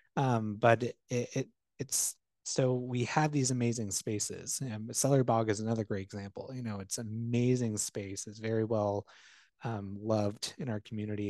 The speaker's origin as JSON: {"language": "English", "town": "Bluffton", "region": "Indiana", "country": "United States", "tie": "born or raised there", "lives_now": "West Lafayette, United States", "said": "my hometown, uh, Bluffton"}